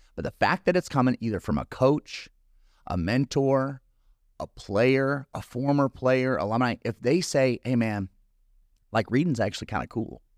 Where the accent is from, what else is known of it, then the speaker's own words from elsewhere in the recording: California, United States; moved away; I'm from California